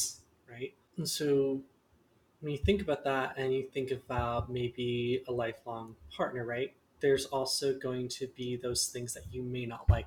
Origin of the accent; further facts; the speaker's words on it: Lincoln, Nebraska, United States; I grew up in Lincoln, Nebraska